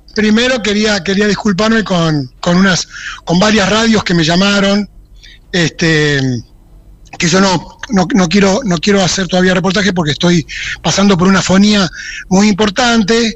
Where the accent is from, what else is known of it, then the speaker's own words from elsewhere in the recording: Argentina; moved away; mi pueblo, que es el lugar preferido, digamos, no, tan preferido que yo me fui de ahí sin haberme ido nunca